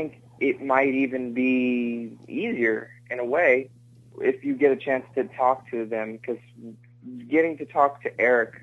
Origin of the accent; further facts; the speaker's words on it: Texas, United States; I played basketball growing up in Texas